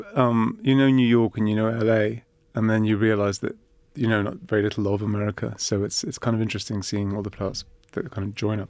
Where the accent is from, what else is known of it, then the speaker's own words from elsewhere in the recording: Cyprus; I grew up in Cyprus too.